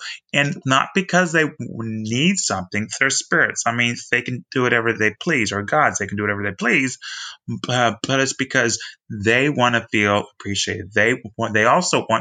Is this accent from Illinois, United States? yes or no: no; Texas, United States; I'm from Texas